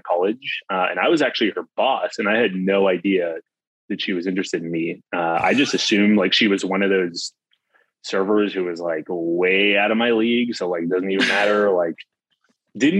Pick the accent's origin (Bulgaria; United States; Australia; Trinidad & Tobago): United States; California; I'm from California.